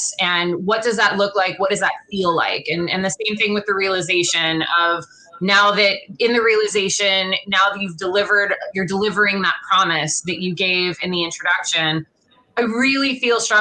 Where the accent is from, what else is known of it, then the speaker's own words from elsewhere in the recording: Los Angeles, California, United States; I grew up here in Los Angeles